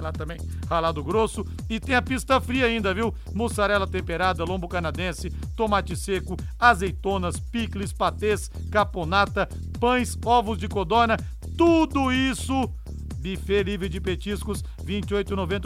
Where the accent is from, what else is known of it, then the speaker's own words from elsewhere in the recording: São Paulo, Brazil; eu sou paulista